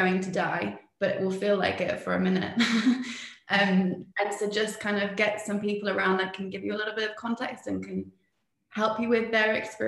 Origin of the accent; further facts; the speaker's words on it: Spain; also born or lived in England; now in New Zealand; I'm English, but I grew up in Spain and I now live in New Zealand